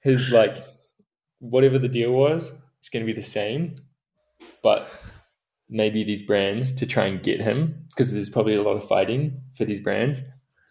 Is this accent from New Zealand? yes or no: yes; New Zealand; I was from New Zealand and that a sheep farm